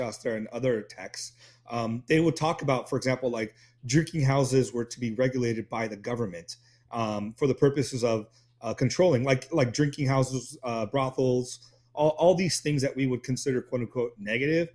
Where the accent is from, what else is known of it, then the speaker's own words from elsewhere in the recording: Orange County, Southern California, United States; also born or lived in India; I grew up in Southern California, in like Orange County